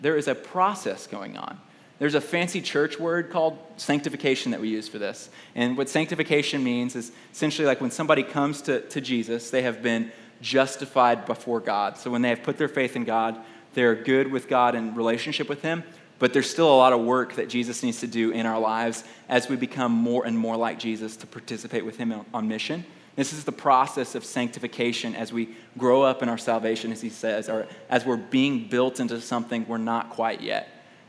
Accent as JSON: {"language": "English", "town": "Houston", "region": "Texas", "country": "United States", "tie": "born or raised there", "said": "Like, I grew up in Houston, Texas, and I love Mexican food."}